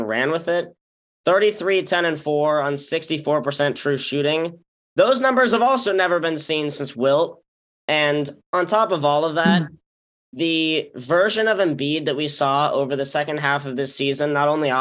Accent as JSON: {"language": "English", "town": "Salt Lake City", "region": "Utah", "country": "United States", "tie": "born or raised there", "also_born_or_lived": "Bay Area, California", "said": "I've lived in Salt Lake City for a lot of my life"}